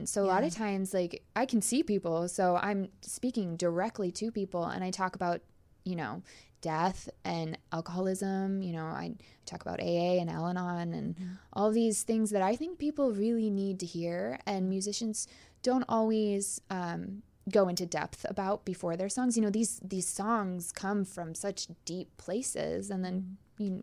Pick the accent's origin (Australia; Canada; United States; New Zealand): Canada; I'm also Canadian, so I'll probably apologize a bunch.